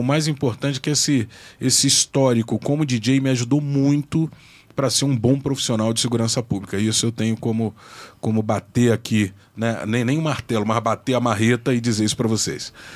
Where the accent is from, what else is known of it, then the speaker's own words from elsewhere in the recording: Brasília, Federal District, Brazil; sou brasiliense, é, sou um brasiliense clandestino